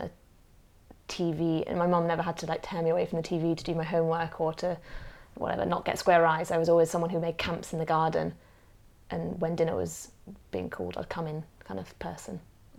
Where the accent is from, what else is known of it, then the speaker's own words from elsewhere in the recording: Hong Kong; also born or lived in Australia / Zimbabwe; born into a family that was a bit of Australia, a bit of Zimbabwe, British. Age 5, we moved to Hong Kong as a family.